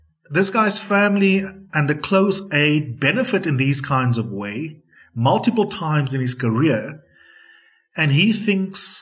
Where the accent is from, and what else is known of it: South Africa